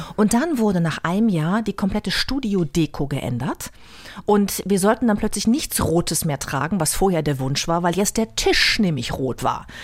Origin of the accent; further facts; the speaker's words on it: Bad Lippspringe, North Rhine-Westphalia, Germany; moved away as an adult; also born or lived in Paderborn / Münster / Hamburg; Ich bin ja in Bad Lippspringe, einem kleinen Luftkurort, aufgewachsen in der Nähe von Paderborn.